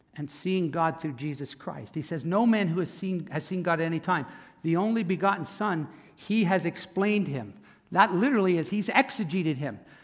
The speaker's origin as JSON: {"language": "English", "town": "Camden", "region": "New Jersey", "country": "United States", "tie": "born or raised there", "said": "I was born in Camden, Cooper Hospital"}